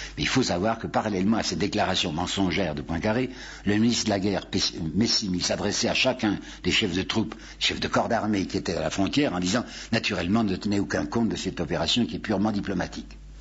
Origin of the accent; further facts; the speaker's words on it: France; je suis français